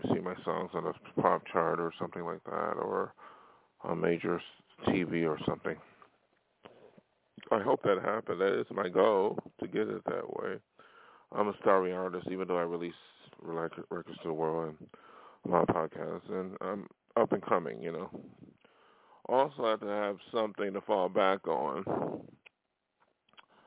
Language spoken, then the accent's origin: English; Buffalo, New York, United States; moved away; my hometown of Buffalo